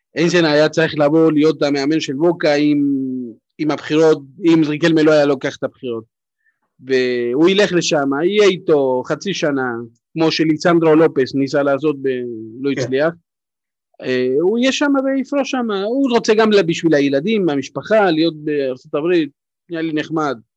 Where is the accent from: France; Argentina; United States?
Argentina; Buenos Aires; now in Israel; אני נולדתי ב-79, תחשוב, גדלתי בבונוס איירס